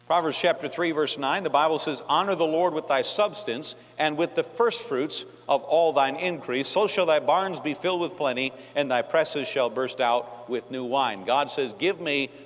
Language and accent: English; New York, United States; moved away; I'm from New York, and Yankees talk fast